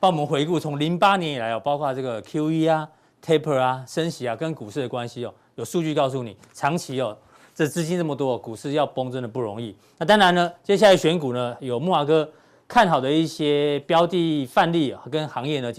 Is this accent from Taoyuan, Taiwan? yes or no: yes; Zhongli, Taoyuan, Taiwan; 中坜其实温刀马，我老家也在中坜哦，